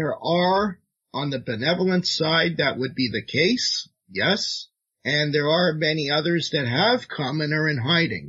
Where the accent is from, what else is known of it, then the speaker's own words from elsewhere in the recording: Toronto, Ontario, Canada; Toronto, my hometown as well